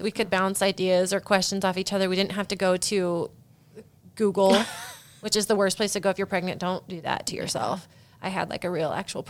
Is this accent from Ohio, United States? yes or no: no; Keswick, Iowa, United States; in my hometown. Or not necessarily Keswick.